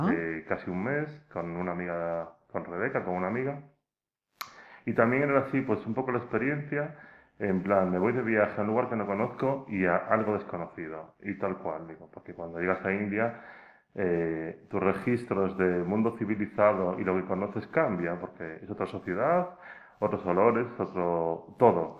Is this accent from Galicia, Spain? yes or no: yes; Pontevedra, Galicia, Spain; soy de Pontevedra